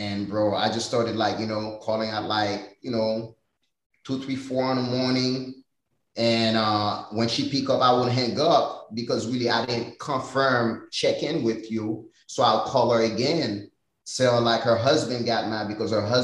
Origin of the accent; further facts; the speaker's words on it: Haiti; now in United States; growing up in Haiti